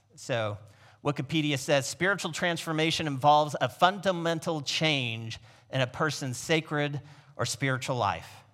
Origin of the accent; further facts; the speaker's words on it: Niles, Michigan, United States; I was born on Valentine's Day in Niles, Michigan